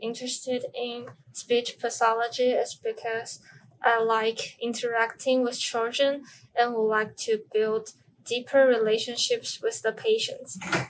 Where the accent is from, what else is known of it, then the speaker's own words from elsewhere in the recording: Taiwan; I'm also a sophomore from Taiwan at Zhongshan Medical University.